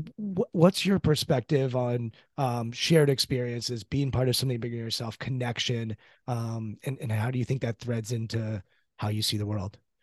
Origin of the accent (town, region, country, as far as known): United States